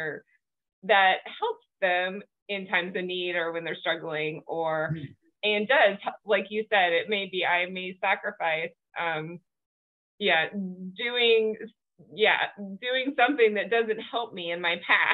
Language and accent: English; the South, United States; I grew up in the South and was Christian as well